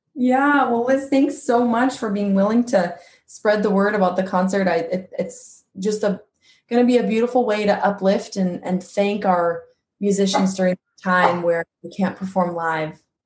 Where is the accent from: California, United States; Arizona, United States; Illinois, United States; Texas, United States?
California, United States; Quincy; my hometown of Quincy, California